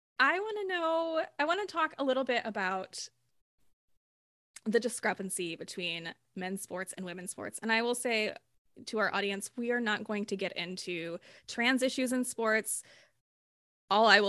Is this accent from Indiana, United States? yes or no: yes; South Bend, Indiana, United States; I grew up in South Bend, Indiana, which is the home of Notre Dame